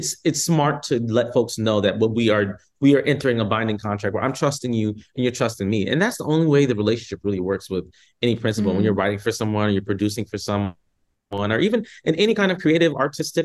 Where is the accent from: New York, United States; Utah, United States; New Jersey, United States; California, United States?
California, United States; I'm from East Coast and I'm from California